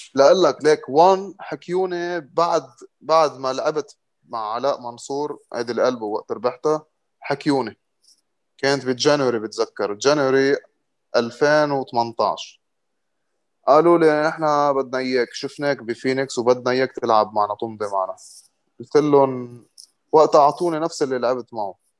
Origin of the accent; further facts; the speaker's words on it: Lebanon; also born or lived in Morocco; كنت انا اول لبناني